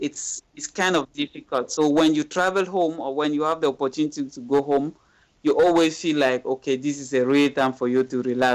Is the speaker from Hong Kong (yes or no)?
no; Cameroon; now in Kuala Lumpur, Malaysia; here in KL, I will hang out with Cameroonians, with other Cameroonians.